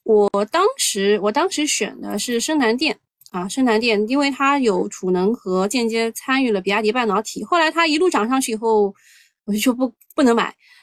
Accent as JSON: {"language": "Chinese", "country": "China", "said": "呃，作为中国人，我们难道不应该为中国制造有信心？"}